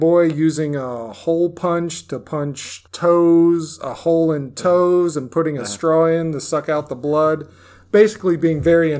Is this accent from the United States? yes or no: yes; Maryland, United States; I was like, no, we're from Maryland.